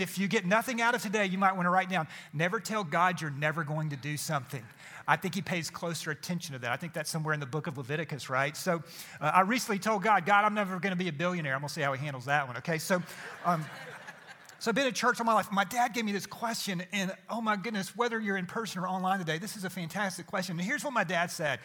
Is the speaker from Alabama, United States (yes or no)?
no; Atlanta, Georgia, United States; I grew up in Atlanta